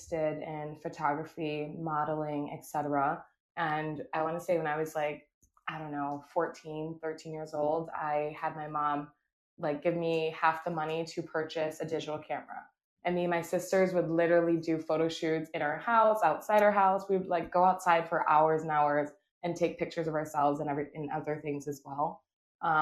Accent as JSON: {"language": "English", "town": "Syracuse", "region": "New York", "country": "United States", "tie": "born or raised there", "also_born_or_lived": "Baltimore, Maryland / Tampa, Florida", "moved": "as an adult", "said": "I grew up in Syracuse, actually. I left Syracuse"}